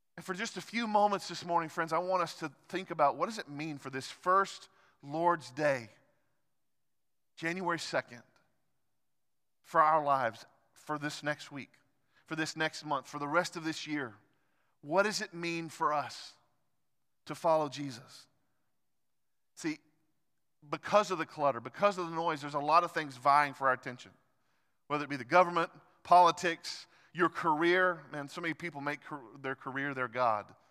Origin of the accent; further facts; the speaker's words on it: United States; as American Christians